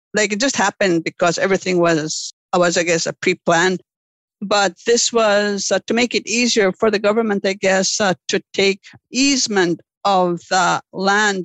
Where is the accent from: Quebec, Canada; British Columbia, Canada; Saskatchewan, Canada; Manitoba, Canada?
Manitoba, Canada; Lake St. Martin; Growing up in Lake St. Martin, uh, what I recall was the abundance of livelihoods on the land, the living off the land.